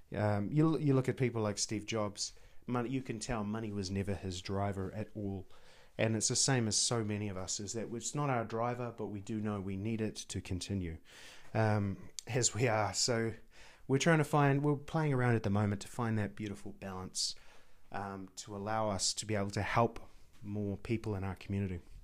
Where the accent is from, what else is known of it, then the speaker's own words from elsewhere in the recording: New Zealand; a Kiwi, t, uh, as an, as New Zealander